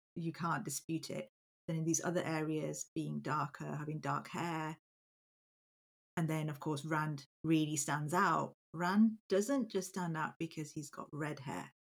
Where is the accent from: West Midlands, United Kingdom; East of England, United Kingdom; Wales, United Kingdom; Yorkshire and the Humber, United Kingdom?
Yorkshire and the Humber, United Kingdom; I am a second generation British Pakistani born and bred in Yorkshire